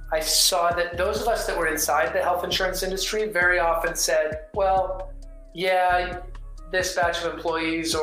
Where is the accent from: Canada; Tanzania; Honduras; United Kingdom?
Canada; moved away as an adult; also born or lived in Victoria, Canada / Seattle, United States; now in Dallas, United States; I grew up in the Canadian Rockies and was born a Canadian, but I'm American by choice